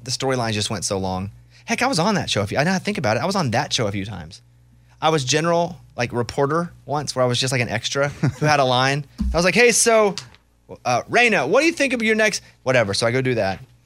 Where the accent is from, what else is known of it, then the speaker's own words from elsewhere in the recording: Arkansas, United States; moved away; growing up in Arkansas